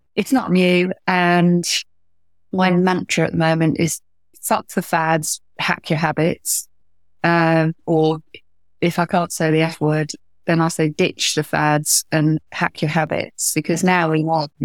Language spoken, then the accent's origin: English; Wales, United Kingdom; from Wales